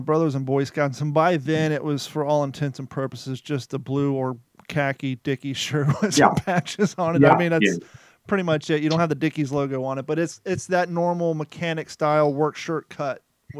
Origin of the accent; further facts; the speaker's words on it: Columbus, Ohio, United States; also born or lived in Kentucky; I grew up in Columbus, Ohio after I left Kentucky.